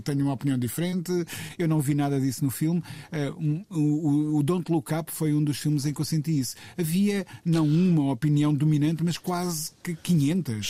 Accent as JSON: {"language": "Portuguese", "town": "Coimbra", "region": "Centro", "country": "Portugal", "tie": "born or raised there", "said": "em Coimbra, de onde eu sou natural"}